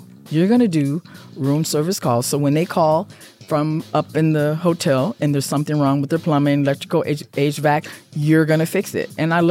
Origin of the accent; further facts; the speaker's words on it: Midwest, United States; I'm Midwest also.